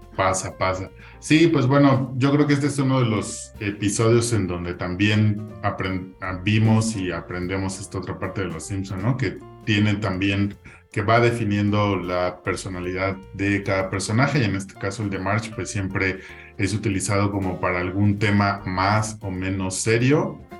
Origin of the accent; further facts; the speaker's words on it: Mexico; como mexicanos